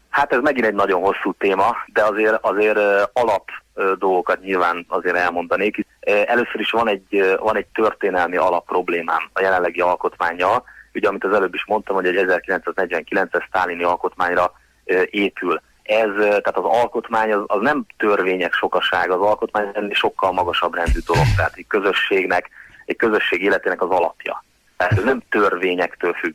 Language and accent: Hungarian; Hungary; nekem magyar állampolgárságom van, magyar vagyok